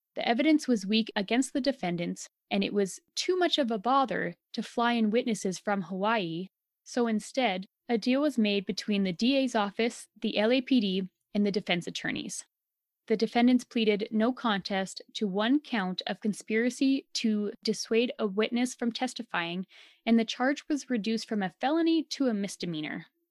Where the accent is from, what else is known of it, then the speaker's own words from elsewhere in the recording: Alberta, Canada; we are so Canadian and Albertan